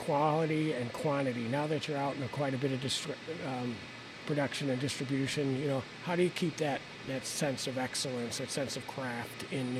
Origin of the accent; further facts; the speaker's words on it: Chicago, Illinois, United States; moved away; I grew up in Chicago, and there was a tavern on every corner.